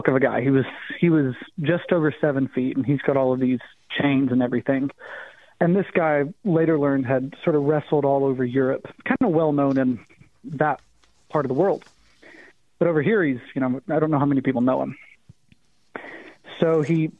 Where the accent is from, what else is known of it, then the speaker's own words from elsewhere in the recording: the Appalachian Mountains, United States; also born or lived in Missouri; now in Arizona, United States; I grew up in the Appalachian Mountains